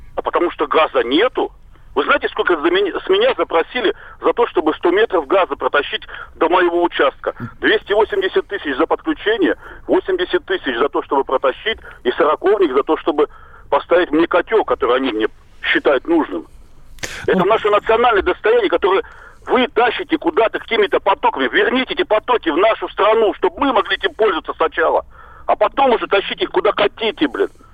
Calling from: Novosibirsk, Novosibirsk Oblast, Russia; я звоню из Новосибирска.

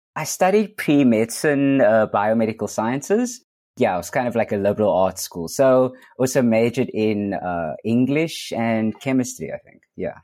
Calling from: Cape Town, Western Cape, South Africa; I am calling in from Cape Town, South Africa.

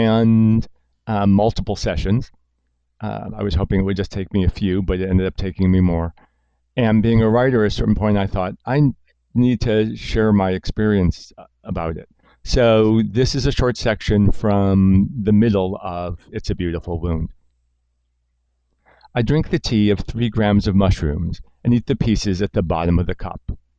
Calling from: New York, United States; I'm calling you from New York, what's now the epicenter.

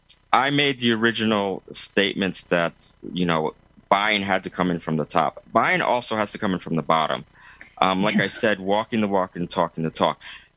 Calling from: Lausanne, Vaud, Switzerland; I'm coming from Lausanne, Switzerland, yes. By Lake Geneva.

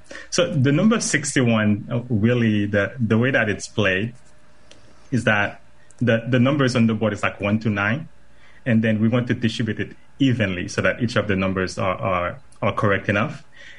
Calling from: Apopka, Florida, United States; I am joining live from Apopka, Florida, not too far from your studio.

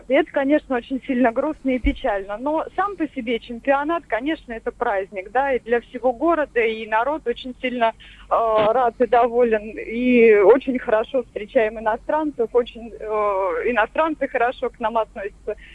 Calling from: Volgograd, Volgograd Oblast, Russia; А, здравствуйте, да, я из Волгограда.

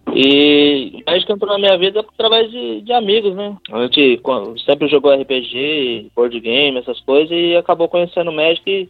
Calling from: Caraguatatuba, São Paulo, Brazil; eu falo de Caraguá, aqui em casa

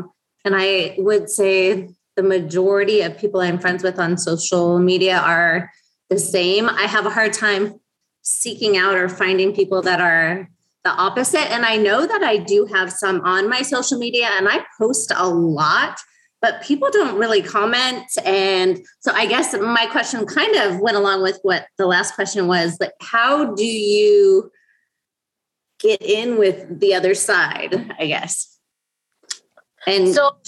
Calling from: Arizona, United States; I'm in Arizona.

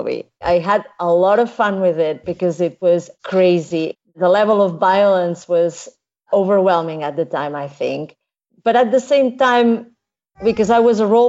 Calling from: Barcelona, Catalonia, Spain; I'm calling from Barcelona

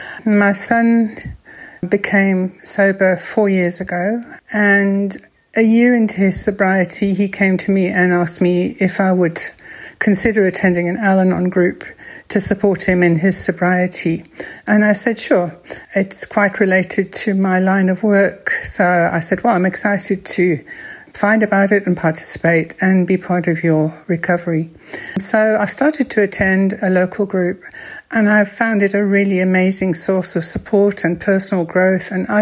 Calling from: Johannesburg, Gauteng, South Africa; I'm phoning from Johannesburg, South Africa.

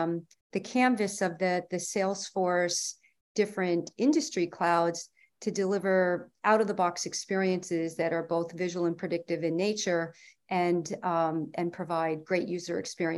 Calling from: New York, United States; From Columbia County, New York State.

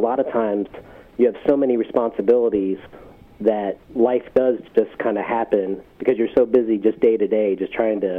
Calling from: Richmond, Virginia, United States; I'm actually calling from Richmond, Virginia

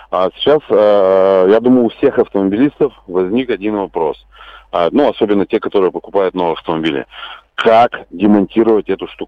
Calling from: Izhevsk, Udmurtia, Russia; я из Ижевска сам звоню

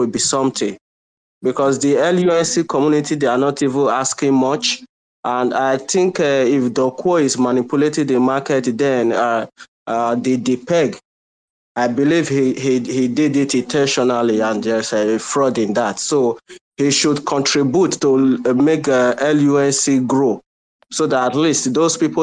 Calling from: Nigeria; I'm calling from Nigeria.

